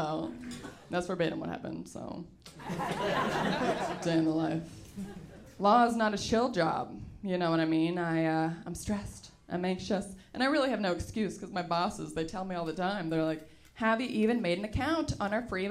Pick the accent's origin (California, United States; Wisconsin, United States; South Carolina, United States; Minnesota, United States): California, United States; San Francisco; I grew up in San Francisco